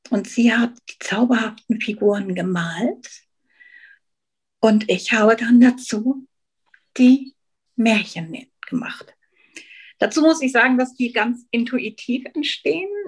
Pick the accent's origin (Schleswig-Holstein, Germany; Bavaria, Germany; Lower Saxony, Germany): Lower Saxony, Germany; Hanover; moved away as an adult; now in Switzerland; Ich bin wie die Maren aus Hannover und habe mir einen Traum erfüllt und einen Kindheitstraum und bin in die Schweiz gegangen.